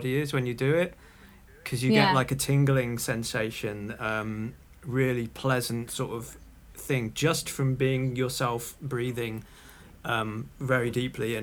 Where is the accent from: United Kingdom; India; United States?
United Kingdom; Liverpool, North West England; I was born in Liverpool